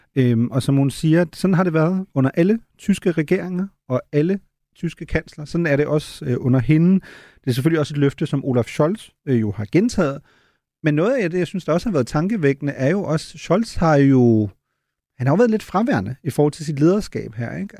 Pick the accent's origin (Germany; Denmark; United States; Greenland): Germany; også som tysker